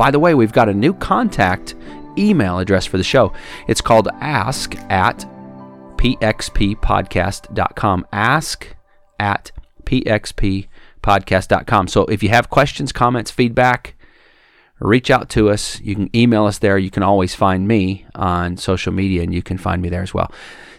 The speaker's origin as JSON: {"language": "English", "region": "Wisconsin", "country": "United States", "tie": "born or raised there", "moved": "as an adult", "lives_now": "Alabama, United States", "said": "I'm originally from Wisconsin."}